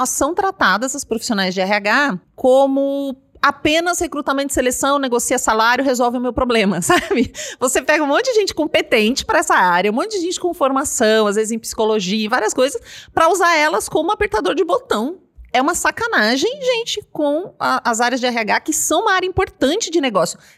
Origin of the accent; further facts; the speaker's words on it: Paraná, Brazil; now in São Paulo, Brazil; quando eu cheguei em São Paulo, eu achava assim, eu vim do Paraná